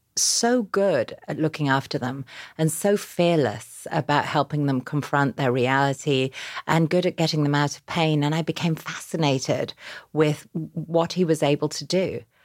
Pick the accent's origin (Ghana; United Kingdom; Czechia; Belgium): United Kingdom; Yorkshire and the Humber; now in New York, United States; I grew up, uh, in a small town in Yorkshire in England